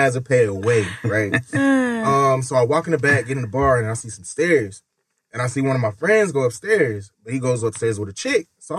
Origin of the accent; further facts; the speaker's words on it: Waukegan, Illinois, United States; moved away; So I'm originally from Waukegan, Illinois. It's like 40 minutes from Chicago. Like, I'm between Chicago and Milwaukee. So I'm like right on the border.